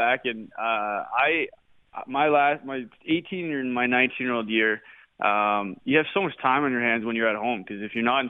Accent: Regina, Saskatchewan, Canada; I went and played in Regina was because of my hometown.

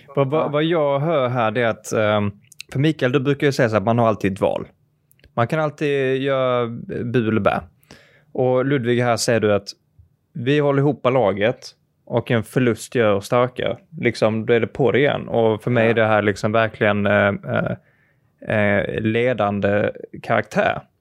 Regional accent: Malmö, Skåne, Sweden; jag kommer ju från, eh, från Malmö

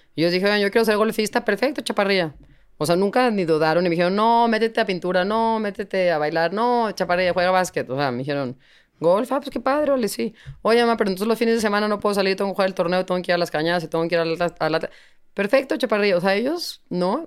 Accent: Mexico; somos increíbles los mexicanos

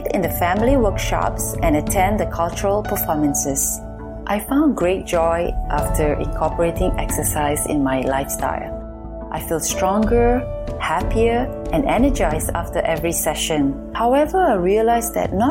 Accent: Singapore; moved away as an adult; now in New York City, United States; I'm from Singapore and have been living in New York City for 20 years

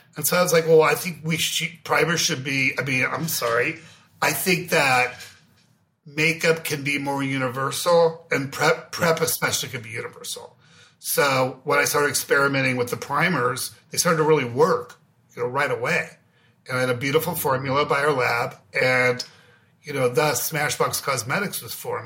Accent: Beverly Hills, California, United States; I grew up in Beverly Hills

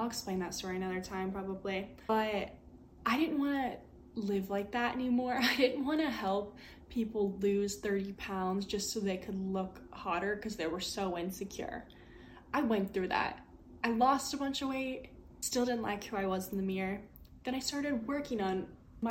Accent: Midwest, United States; I'm from the Midwest, born and raised here

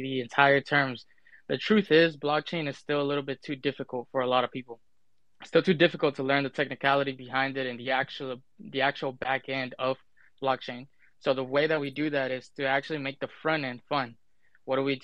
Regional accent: Dallas, Texas, United States; I'm from Dallas, Texas

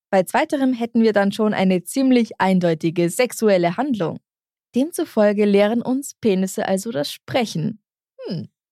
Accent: Bavaria, Germany; aus meiner Kindheit in Bayern

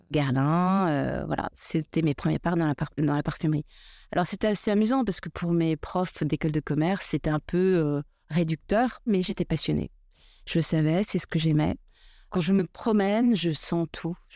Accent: Paris, Île-de-France, France; Et puis, je suis une petite parisienne aussi, pas très intéressée par, par ce que je fais à l'école.

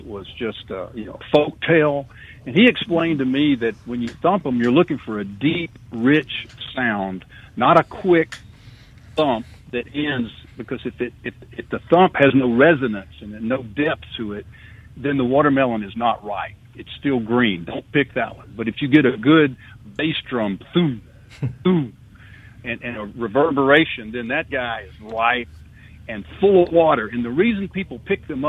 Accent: Wiggins, Mississippi, United States; now in Jackson, United States; growing up in Stone County and my folks.

